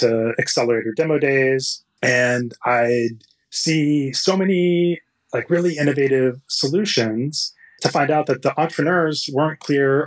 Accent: Texas, United States; moved away as an adult; now in California, United States; I grew up in Texas and I came out to California to go to Stanford and study engineering.

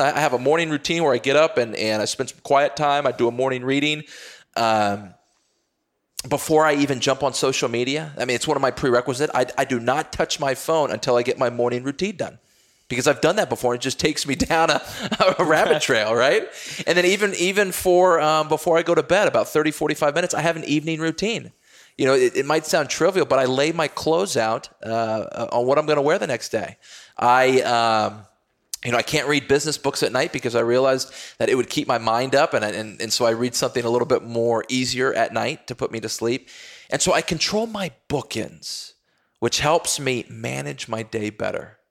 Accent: Texas, United States; I grew up playing football in Texas

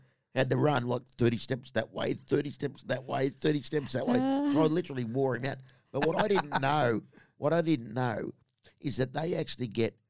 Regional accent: North Richmond, New South Wales, Australia; my hometown of North Richmond in Western Sydney.

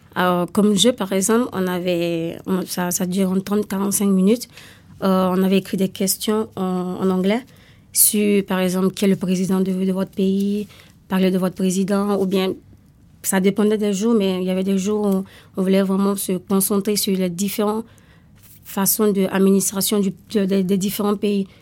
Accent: Italy; now in France; je viens d'Italie

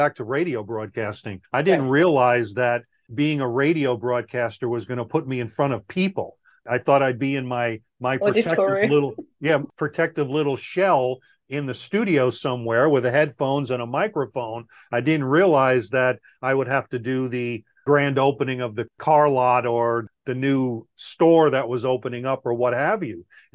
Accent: Long Island, New York, United States; moved away as an adult; also born or lived in Guam; I grew up in Long Island, New York.

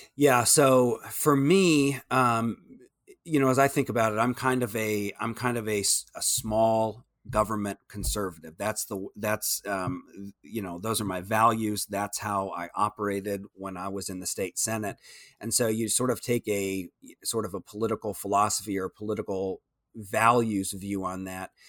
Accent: Iowa, United States; moved away as an adult; now in Austin, United States; we were able to raise our kids, uh, in, in my hometown.

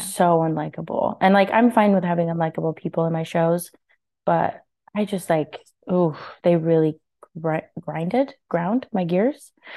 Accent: Kansas, United States; now in Kansas City, United States; we grew up in, um, you know, relatively small town in Kansas

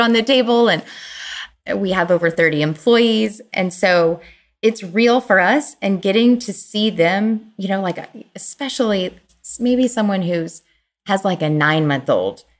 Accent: Kentucky, United States; moved away; in my home, the hometown where I grew up in Kentucky, which is a small town

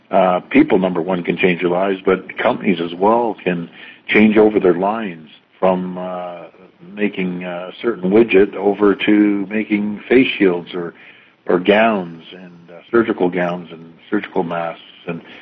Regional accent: Canada; And I've never been more proud of people in Ontario and being a Canadian.

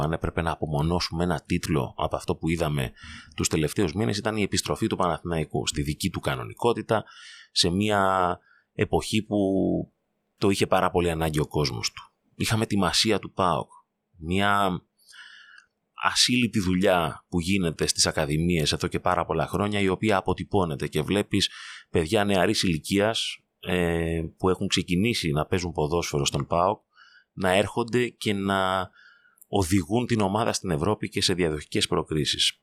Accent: Greece; ως Έλληνες

